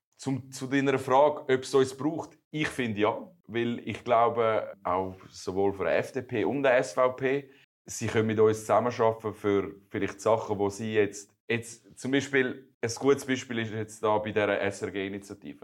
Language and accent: German; Meilen, Zurich, Switzerland; also born or lived in United States; ich bin ja Schweizer, aber meine Eltern sind, haben damals in, in Amerika geschafft und ich wohne seit ich vier bin, wohne ich in Meilen